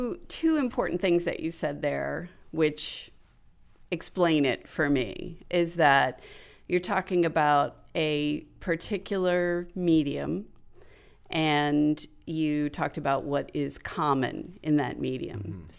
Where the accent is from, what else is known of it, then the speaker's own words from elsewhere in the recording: Florida, United States; now in Akron, United States; I'm from Florida originally. and there was some weather culture shock for a couple of years.